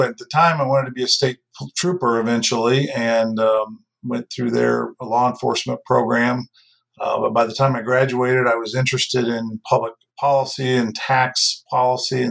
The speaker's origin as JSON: {"language": "English", "town": "Bloomington", "region": "Indiana", "country": "United States", "tie": "born or raised there", "said": "I grew up in Bloomington, Indiana"}